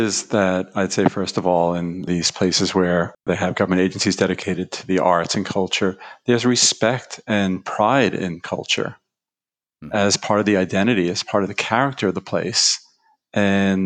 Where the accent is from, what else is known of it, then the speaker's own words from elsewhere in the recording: New York, United States; I grew up in New York